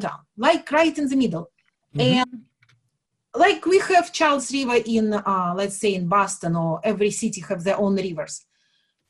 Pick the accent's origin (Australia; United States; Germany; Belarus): Belarus; moved away; I'm from Belarus, where we kind of know how to deal with, you know, limits or financial limits and government regulations and everything else